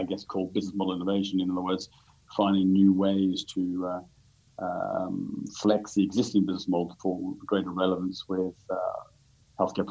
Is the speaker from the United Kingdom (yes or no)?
yes; London, United Kingdom; moved away as an adult; also born or lived in Sydney, Australia / Tokyo, Japan / Switzerland; now in Singapore; I'm a Brit originally, so born in the UK, born in London.